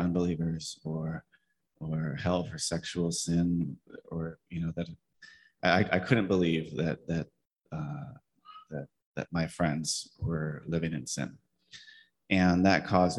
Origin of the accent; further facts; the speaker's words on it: high desert of Southern California, United States; also born or lived in San Pedro; I grew up in the high desert of Southern California